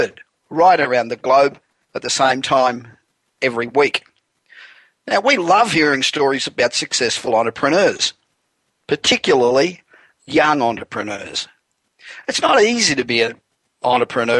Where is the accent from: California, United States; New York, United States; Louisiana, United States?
California, United States; Los Angeles; We're broadcasting this week again from my hometown of Los Angeles